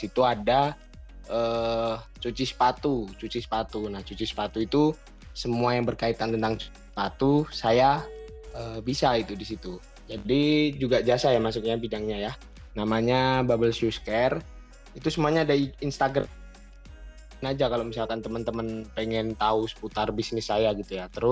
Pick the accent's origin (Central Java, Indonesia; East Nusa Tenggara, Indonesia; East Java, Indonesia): Central Java, Indonesia; Surakarta; Terus untuk asal saya dari Solo Jawa Tengah.